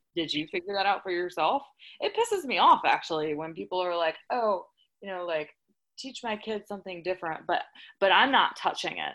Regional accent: the South, United States; I'm from the South

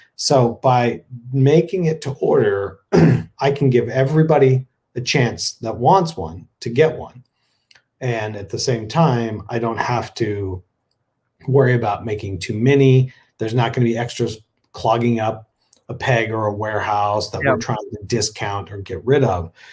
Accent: Texas, United States; moved away; a Texan originally

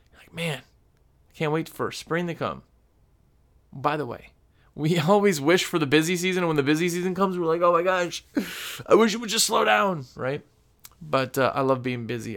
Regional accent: Wisconsin, United States; now in North Carolina, United States; I'm from Wisconsin, where our spring in Wisconsin started April

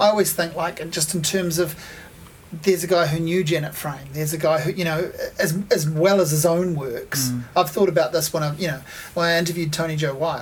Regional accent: Hawke's Bay, New Zealand; I grew up in Hawke's Bay

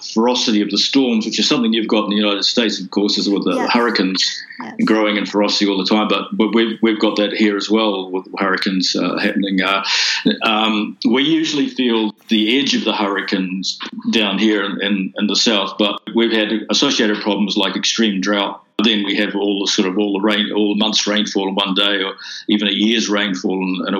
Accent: Fiji; it's about growing up in Fiji, mm-hmm. and looking back at that and at the changes that were taking place.

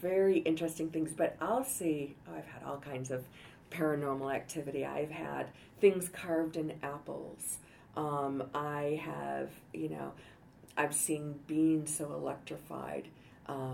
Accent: Detroit, Michigan, United States; now in Denver, United States; I grew up in Detroit

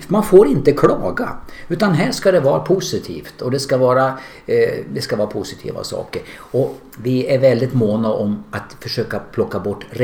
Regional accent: Hudiksvall, Gävleborg County, Sweden; moved away as an adult; now in Västerås, Sweden; Jag är från Glada Hudik.

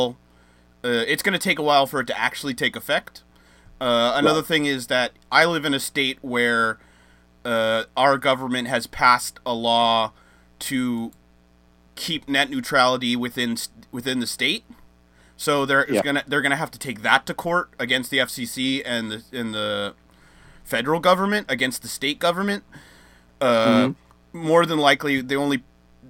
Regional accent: United States; me as an American

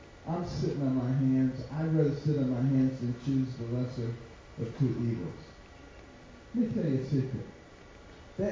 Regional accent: United States; I was born in America and I know the Lord.

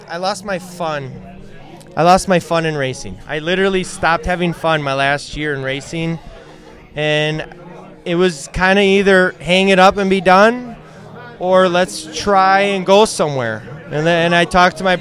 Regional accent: Sussex, Wisconsin, United States; I'm from Sussex

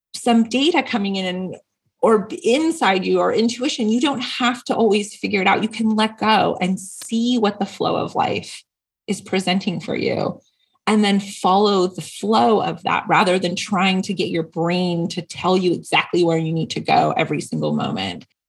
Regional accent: Seattle, Washington, United States; now in San Diego, United States; I grew up Catholic and I had this amazing priest who was very progressive. I was not a traditional Catholic church and it was up in um, the Seattle area. I'm from the Northwest

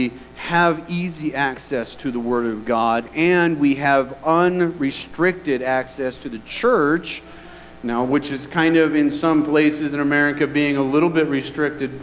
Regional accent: United States; we as American citizens

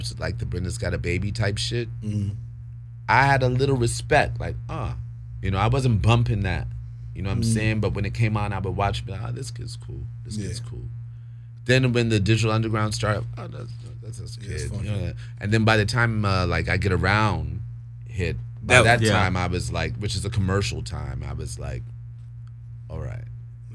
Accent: New York, United States; as a New Yorker

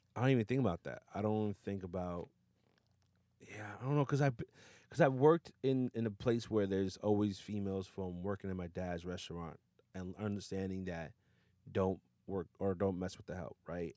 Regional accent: New Rochelle, New York, United States; also born or lived in Yonkers / Westchester; born and raised in New Rochelle

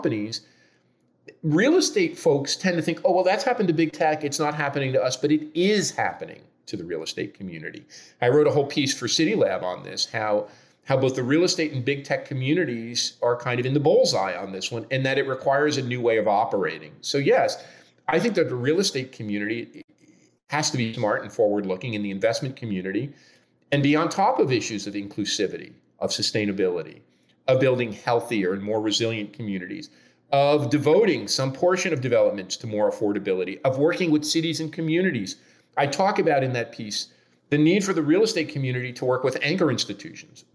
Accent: Newark, New Jersey, United States; now in Toronto, Canada; my hometown of Newark, New Jersey

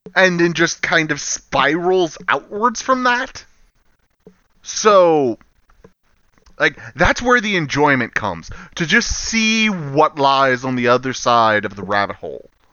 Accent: the South, United States; I'm from the South

